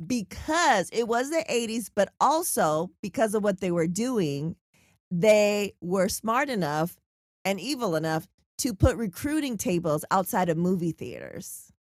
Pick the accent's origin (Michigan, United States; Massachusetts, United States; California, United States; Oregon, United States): California, United States; San Diego; I'm from San Diego